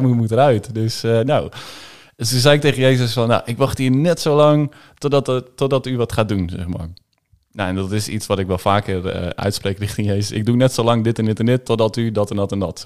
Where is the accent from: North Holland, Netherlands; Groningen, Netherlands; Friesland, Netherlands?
Groningen, Netherlands; also born or lived in Haren; Geboren in Haren, maar eh, ja, eigenlijk vanaf, vanaf het begin van toen ik drie was, zijn we met z'n allen verhuisd naar, naar Groningen-Zuid. En daar opgegroeid